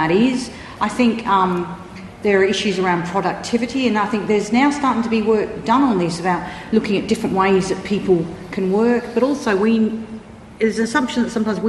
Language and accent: English; Australia; I come from Australia